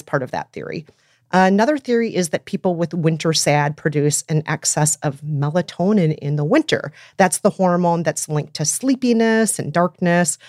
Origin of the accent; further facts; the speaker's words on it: Minnesota, United States; my hometown, Minnesota